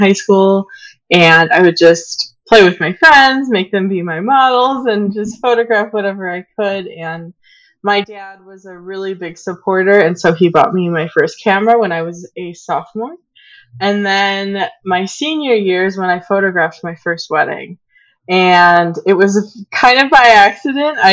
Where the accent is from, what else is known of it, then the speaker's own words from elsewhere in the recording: Aurora, Illinois, United States; also born or lived in West Chicago / Downers Grove; I grew up in Aurora. I was born there. And I lived in Aurora for all the first 18 years of my life throughout high school